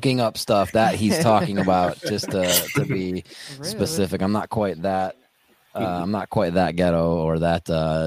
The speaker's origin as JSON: {"language": "English", "region": "Wisconsin", "country": "United States", "said": "we're from Wisconsin"}